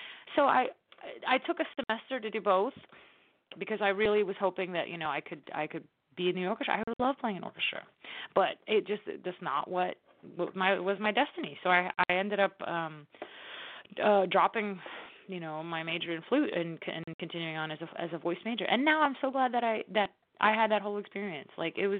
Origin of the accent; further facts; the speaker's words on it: the South, United States; I grew up basically in the Bible Belt, you know, I mean, it's a very big part of the culture down here.